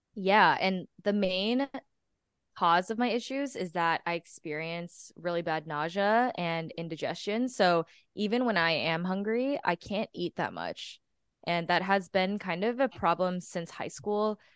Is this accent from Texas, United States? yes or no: yes; Texas, United States; moved away as an adult; now in New York, United States; I am originally from Texas, and I moved to New York I think five days after I graduated